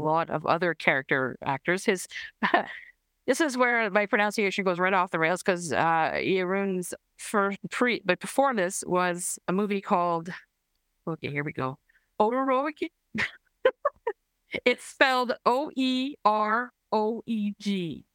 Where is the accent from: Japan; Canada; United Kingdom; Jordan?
Canada; I'm Canadian